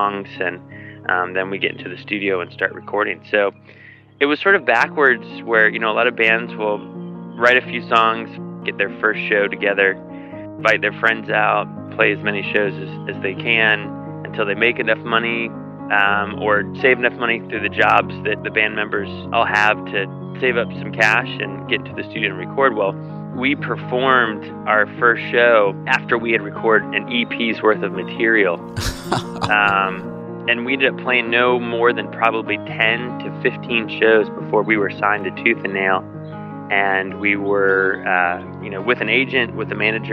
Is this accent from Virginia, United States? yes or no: yes; Virginia Beach, Virginia, United States; growing up in Virginia Beach, Virginia, it's not like a Chicago or an LA or New York City